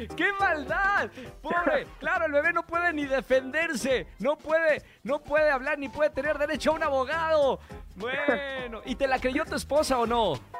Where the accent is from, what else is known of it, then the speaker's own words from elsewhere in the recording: Monterrey, Nuevo León, Mexico; now in Mexico City, Mexico; Soy de Monterrey, eso ya lo saben, soy de Monterrey